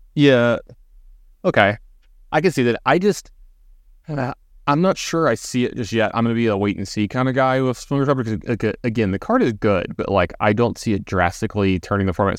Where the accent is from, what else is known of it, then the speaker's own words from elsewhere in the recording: Baton Rouge, Louisiana, United States; growing up in Baton Rouge